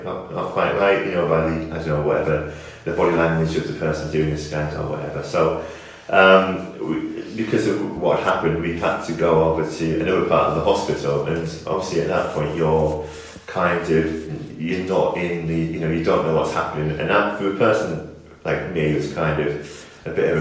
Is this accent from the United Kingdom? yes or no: yes; the Northeast, North East England, United Kingdom; now in Northampton, United Kingdom; I was coming from the Northeast originally